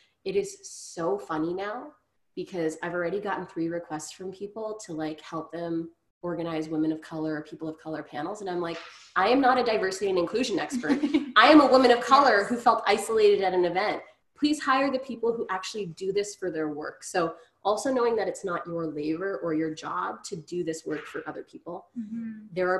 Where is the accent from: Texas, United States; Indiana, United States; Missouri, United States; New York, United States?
Texas, United States; Grand Prairie; as a young woman of color growing up in Grand Prairie, I still deserved good education without harassment.